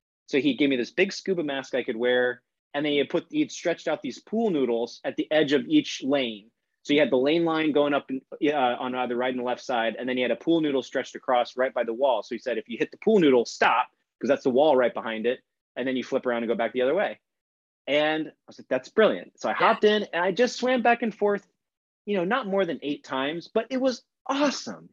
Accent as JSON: {"language": "English", "town": "St. Petersburg", "region": "Florida", "country": "United States", "tie": "born or raised there", "moved": "as an adult", "said": "near where I grew up in St. Pete, Florida"}